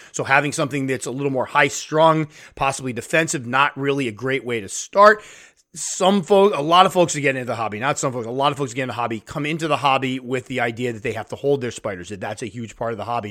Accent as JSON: {"language": "English", "country": "United States", "said": "in my home country"}